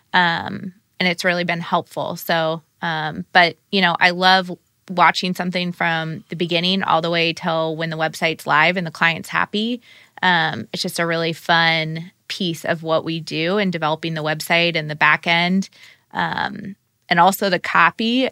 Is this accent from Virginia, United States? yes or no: no; Sarasota, Florida, United States; moved away as an adult; now in Indiana, United States; I grew up in Sarasota, Florida